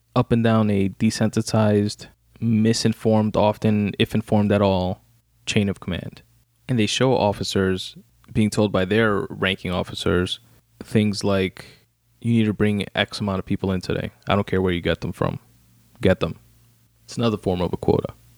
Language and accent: English; New York City, New York, United States; also born or lived in Brooklyn; I was born in Brooklyn, raised in Queens, in New York fucking City